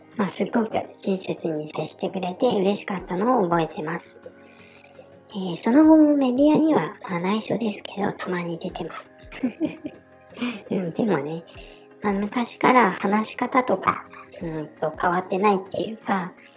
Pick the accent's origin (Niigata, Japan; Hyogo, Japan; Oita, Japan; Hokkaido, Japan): Niigata, Japan; accent: Niigata dialect; 私の地元ではこの方言から、ね、きなせや祭り